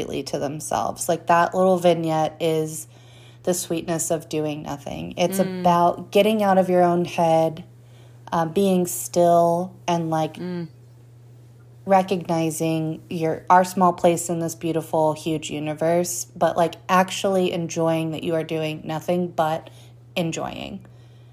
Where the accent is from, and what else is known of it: United States